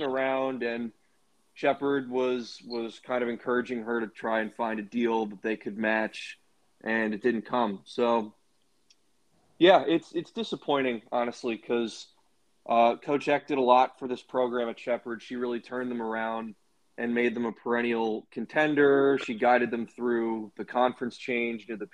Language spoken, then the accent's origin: English; Baltimore, Maryland, United States; I grew up in Baltimore